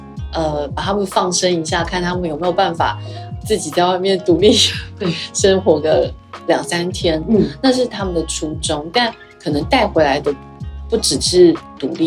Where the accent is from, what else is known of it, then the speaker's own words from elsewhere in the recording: Yilan County, Taiwan; 我也是宜兰人，